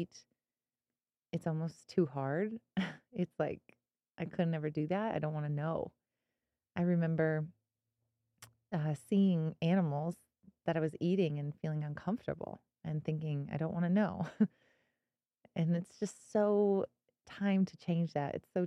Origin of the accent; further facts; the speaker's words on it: Missouri, United States; moved away as an adult; now in Colorado, United States; I grew up in Missouri.